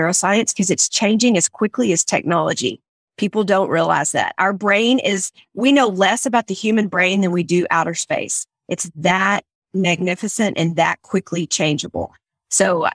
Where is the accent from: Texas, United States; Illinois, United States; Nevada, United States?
Texas, United States; accent: country; I'm from Texas